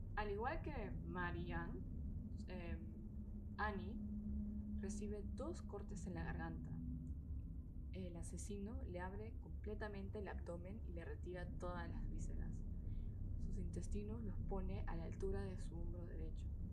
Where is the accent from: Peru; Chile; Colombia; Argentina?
Peru; moved away as an adult; now in Germany